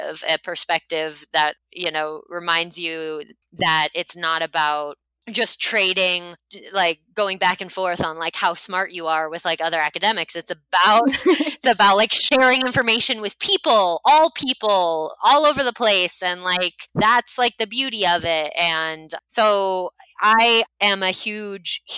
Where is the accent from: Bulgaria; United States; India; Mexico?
United States; I am from the United States